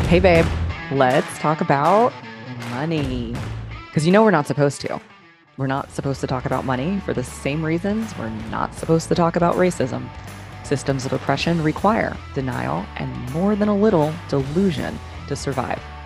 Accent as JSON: {"language": "English", "town": "Dallas", "region": "Texas", "country": "United States", "tie": "born or raised there", "also_born_or_lived": "New York City", "said": "I was born in Dallas. I was literally born in my house"}